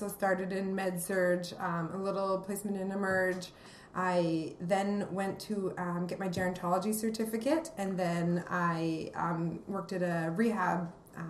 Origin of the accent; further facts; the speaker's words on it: Fruitvale, British Columbia, Canada; also born or lived in Calgary / Vancouver; now in Kelowna, Canada; now I can actually say I'm actually from Fruitvale, even smaller than trail. But yeah, so that's where I grew up.